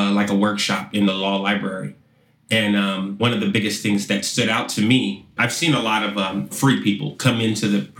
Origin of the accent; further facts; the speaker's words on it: Sacramento, California, United States; I grew up in Sacramento, California, in basically pretty much the slums of Sacramento.